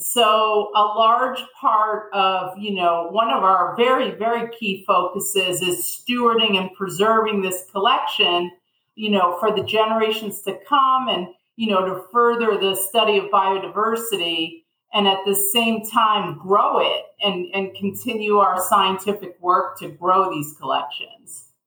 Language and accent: English; suburbs of New York City, United States; moved away as an adult; also born or lived in Manhattan; now in Sarasota, United States; I was born in Manhattan and I grew up in the suburbs of New York City